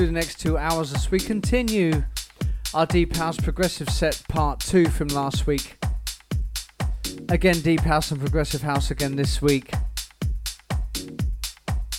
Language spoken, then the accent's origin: English; Philippines; my hometown also, as I spent the whole weekend with my family at the beach, bringing in the 35 degrees sunshine here in the Philippines